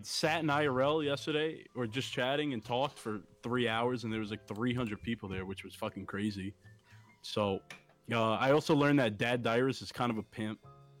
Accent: New York, United States; I'm from New York

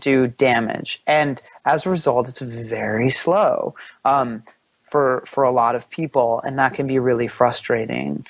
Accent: Pennsylvania, United States; I grew up in Pennsylvania

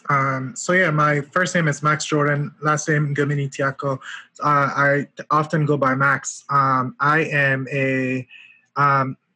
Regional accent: Yaoundé, Centre, Cameroon; moved away as an adult; also born or lived in Washington, D.C. / Atlanta, Georgia; now in New Haven, United States; I grew up in Cameroon, Yaoundé, in the capital city. I moved to the US uh, 11 years ago.

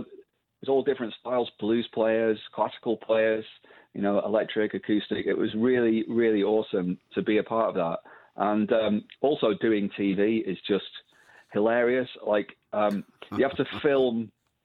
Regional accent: Blackpool, North West England, United Kingdom; I'm from Blackpool myself

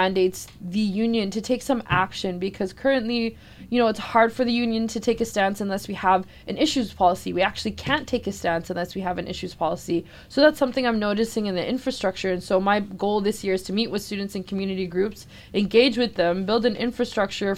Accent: Halifax, Nova Scotia, Canada; I was born and raised here in Jibuktuk, in Mi'kma'ki, popularized as Halifax, Nova Scotia

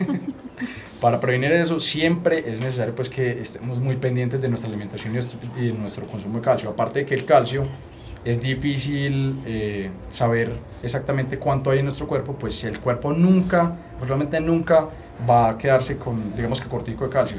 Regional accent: Paisa, Antioquia, Colombia; nosotros somos paisas

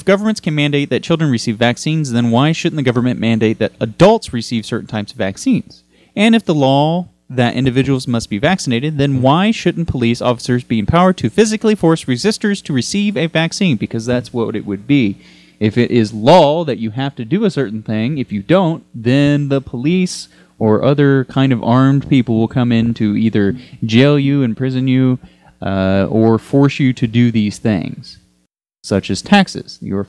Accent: Texas, United States; from my home state of Texas

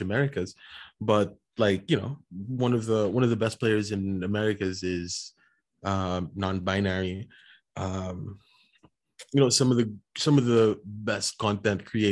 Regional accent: Philippines; I'm Filipino

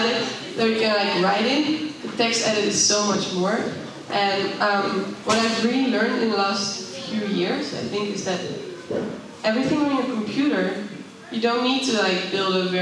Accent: Netherlands; also born or lived in Amsterdam; I come from the Netherlands

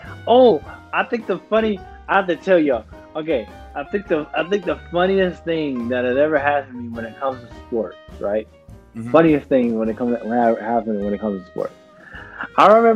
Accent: Southern Georgia, United States; also born or lived in Wayne County, Georgia / Ware County, Georgia / Kentucky; now in New York, United States; I'm from Southern Georgia.

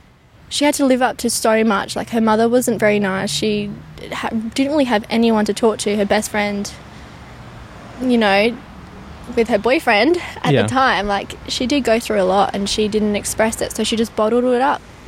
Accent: Perth, Western Australia, Australia; Yeah, in Bowga.

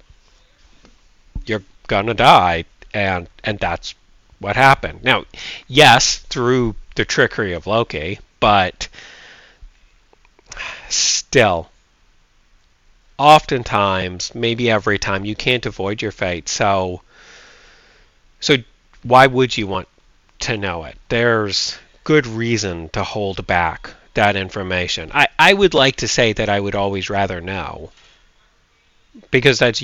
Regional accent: United States; I'm an American

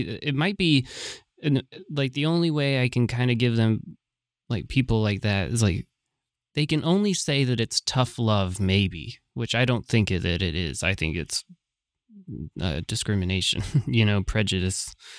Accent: San Francisco, California, United States; I was from San Francisco

